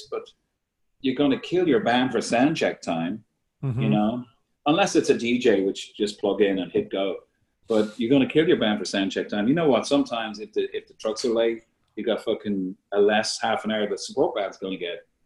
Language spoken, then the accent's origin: English; Ireland; all of us Irish